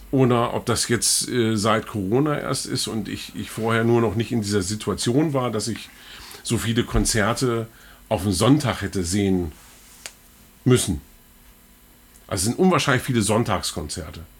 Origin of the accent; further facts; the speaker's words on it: the Einbeck area, Lower Saxony, Germany; Ich bin ja, bin ja in der Ecke aufgewachsen